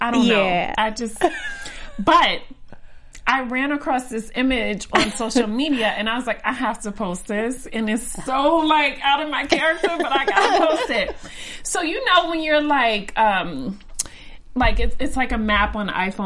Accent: New York, United States; also born or lived in Maryland; I came from New York

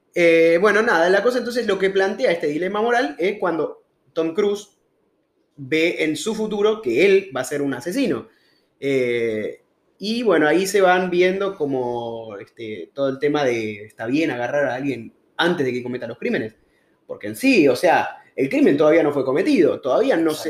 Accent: Argentina; moved away as an adult; also born or lived in Peru; argentino de toda la vida

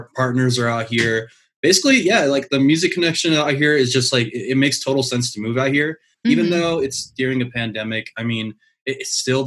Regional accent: Midwest, United States; moved away as an adult; also born or lived in Chicago, Illinois; now in Denver, United States; we're from the Midwest

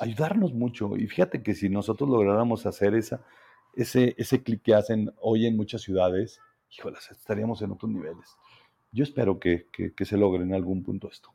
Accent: Zacatecas, Mexico; realmente quiero mucho mi tierra y estoy, y estoy librando una batalla, una batalla aquí en Zacatecas

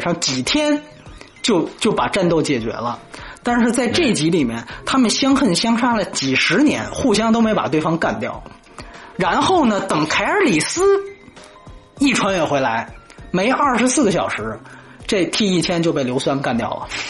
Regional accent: China; 我们中国人

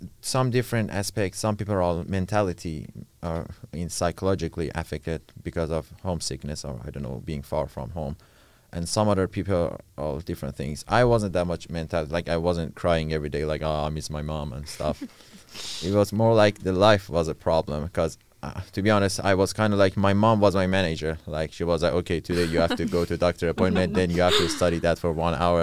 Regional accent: Iran; now in Netherlands; I'm 20 years old. I'm studying international business and I'm from Iran.

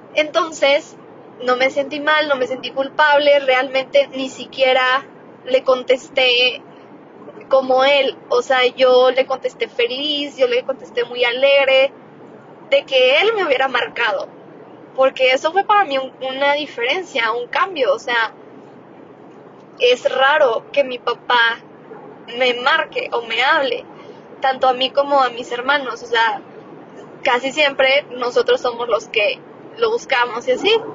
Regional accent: Cuauhtémoc, Mexico; moved away; está en Coutemoc, yo nací en Coutemoc

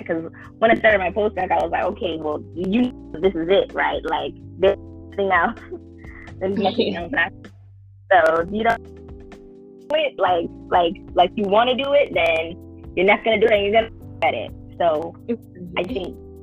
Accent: Midwest, United States; I'm from the Midwest and it's cold

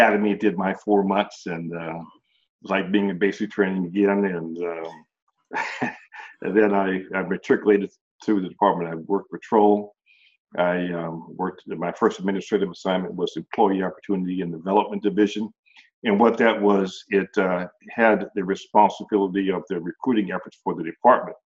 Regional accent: Oakland, California, United States; also born or lived in Washington, D.C.; I hail from Oakland, California. I was raised in Oakland.

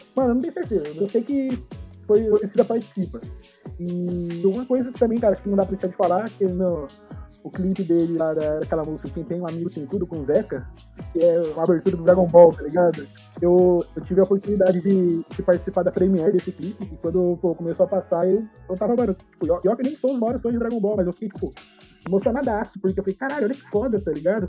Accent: São José dos Campos, São Paulo, Brazil; eu sou de São José dos Campos

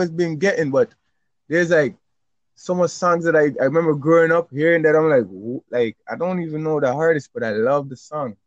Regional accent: Jamaica; growing up in Jamaica

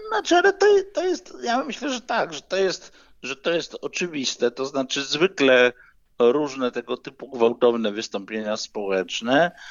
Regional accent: Poznań, Greater Poland, Poland; ja jestem z Poznania, mieszkam w Poznaniu

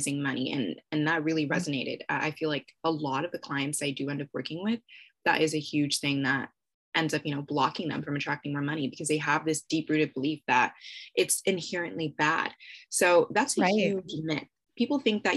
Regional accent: Canada; I'm Canadian

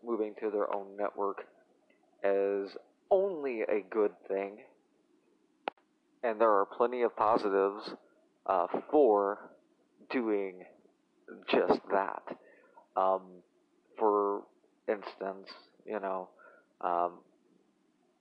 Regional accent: Tennessee, United States; as a 12 or 13 year old boy, growing up in Tennessee

